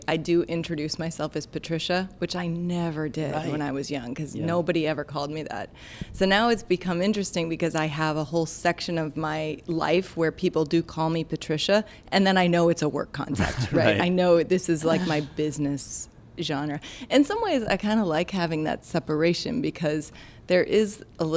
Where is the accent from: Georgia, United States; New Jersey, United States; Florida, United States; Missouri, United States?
Missouri, United States; St. Louis; also born or lived in Seattle; now in New York City, United States; I'm from St. Louis, so Midwest